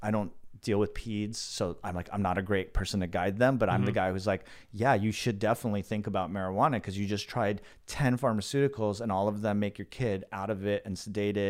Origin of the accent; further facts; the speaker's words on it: Los Angeles, California, United States; In the Valley. San Fernando Valley in Los Angeles.